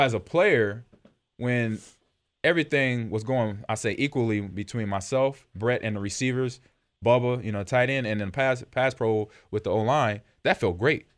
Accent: Los Angeles, California, United States; moved away; growing up in Los Angeles

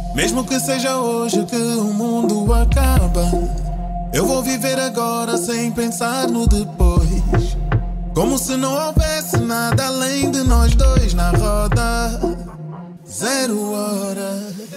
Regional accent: Portugal; da região norte do nosso país, né, de Portugal

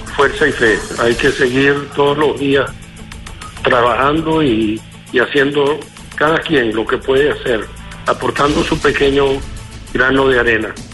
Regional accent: Venezuela; moved away; estoy lejos pero no estoy ausente y estoy muy orgulloso de mi pueblo

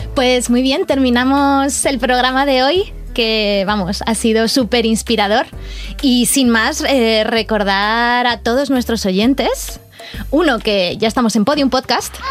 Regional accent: Salamanca, Castile and León, Spain; Yo, como castellana, yo soy de Castilla y León de Salamanca

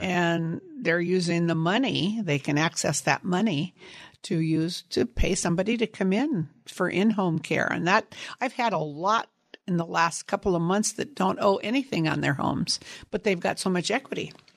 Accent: Sunnyvale, California, United States; born or raised there; also born or lived in San Jose, California

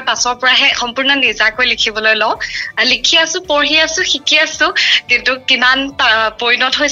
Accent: Tinsukia, Assam, India; মোৰ ঘৰ তিনিচুকীয়াত মই উমেন্স কলেজ তিনিচুকীয়াৰ অসমীয়া বিভাগৰ স্নাতক দ্বিতীয় ষাণমাসিকৰ ছাত্ৰী

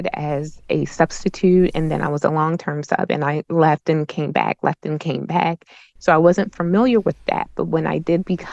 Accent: Baltimore, Maryland, United States; moved away as an adult; also born or lived in Frederick County, Maryland; I'm originally from Baltimore, so when I went to school, everyone in my classroom looked like me

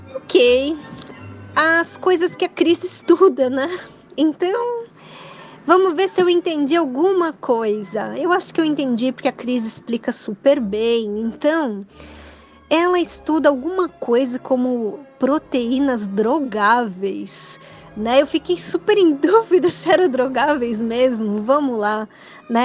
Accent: ABC Paulista, São Paulo, Brazil; sou do ABC

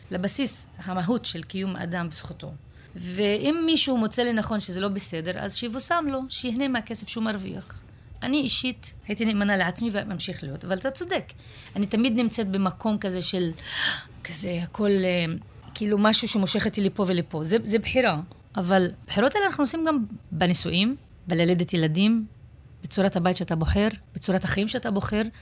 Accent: Israel; born there; וזה טבעי לי. אני נולדתי פה.

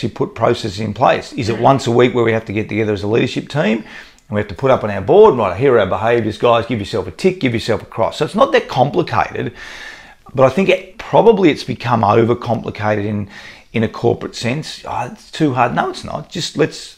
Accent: Australia; as a guy growing up in Australia

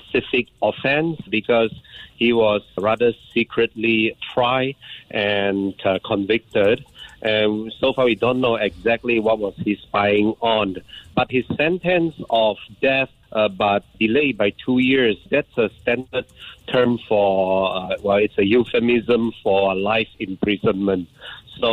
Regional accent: Sabah, Malaysia; moved away; I'm finally back to my hometown in Sabah, East Malaysia

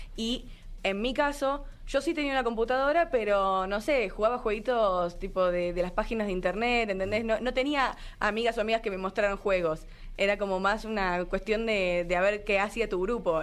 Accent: Argentina; moved away as an adult; now in Mexico; yo que vine desde Argentina

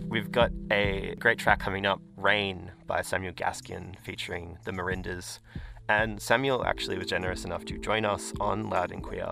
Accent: Darwin, Northern Territory, Australia; I'm from Darwin

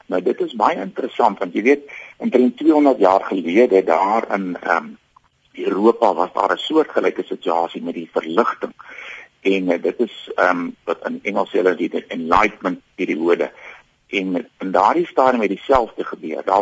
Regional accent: South Africa; gaan ons as Afrikaner en as as mense in Suid-Afrika gaan ons ook uiteindelik ehm um, wegbeweeg van ons Christelike basis

